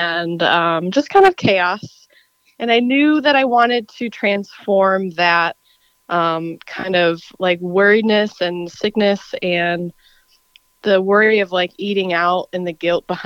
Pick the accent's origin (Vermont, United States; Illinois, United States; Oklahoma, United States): Illinois, United States; I actually am from Illinois